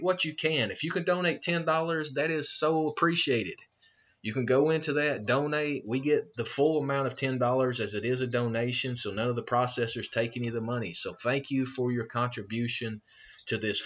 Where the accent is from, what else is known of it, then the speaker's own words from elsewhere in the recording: Georgia, United States; moved away as an adult; also born or lived in outside Atlanta; it probably gives it away from my accent, I am born and raised a country boy from Georgia